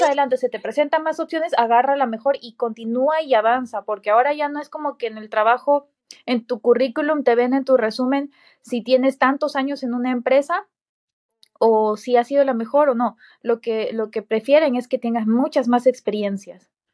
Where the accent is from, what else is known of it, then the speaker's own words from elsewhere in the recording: Peru; moved away as an adult; now in United States; todos los cursos, diplomados, certificados, eh, cosas que he tomado en Perú